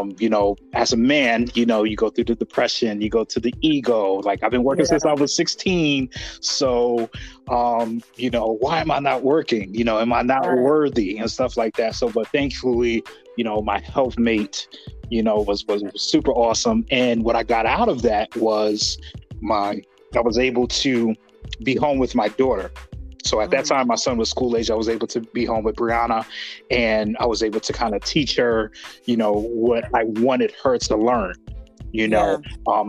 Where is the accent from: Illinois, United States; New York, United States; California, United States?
New York, United States; Albany; moved away as an adult; also born or lived in Utica, New York; now in Maryland, United States; all I'd known was upstate New York, you know, from, you know, growing up in Albany into going to Utica